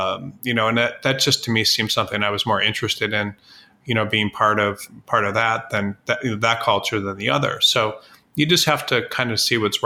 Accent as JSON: {"language": "English", "region": "Midwest", "country": "United States", "moved": "as an adult", "lives_now": "Los Angeles, United States", "said": "I was from the Midwest, and it's very, you know, conservative in the Midwest"}